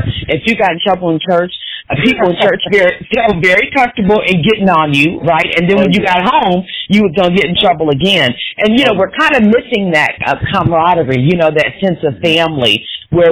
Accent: Kansas, United States; moved away; also born or lived in Oklahoma; a hometown girl, you know, I'm from Kansas

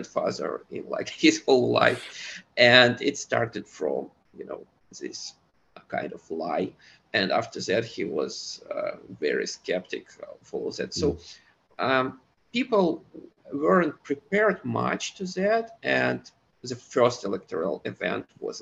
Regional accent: Moscow, Russia; I grew up in Moscow

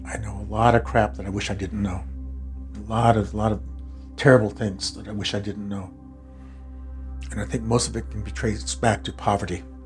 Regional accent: Rosebud, South Dakota, United States; now in Minnesota, United States; I was born in uh, Rosebud, South Dakota.

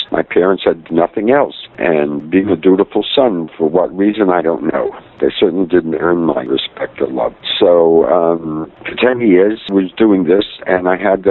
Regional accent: New York City, New York, United States; Raised in Bensonhurst in Brooklyn, in a lower middle class to poor neighborhood

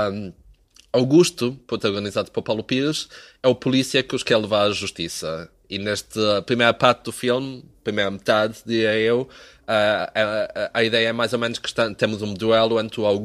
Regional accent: Azores, Portugal; Não, tu sabes que quando os continentais vêm à nossa terra filmar um filme, nós nem queremos

